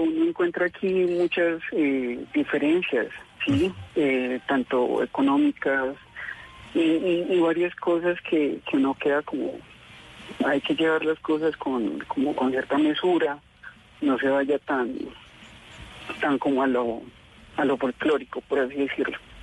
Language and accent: Spanish; Manizales, Caldas, Colombia; now in Bogotá, Colombia; yo pues soy de Manizales, y pues por cosas de la vida resulta que en Bogotá